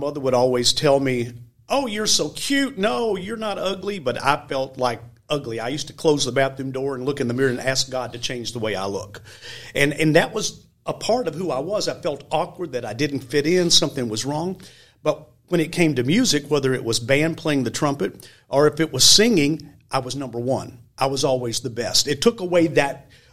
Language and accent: English; Scottsville, Kentucky, United States; also born or lived in Nashville / Branson; now in Memphis, United States; I grew up in Scottsville, Kentucky, about an hour out of Nashville by Bowling Green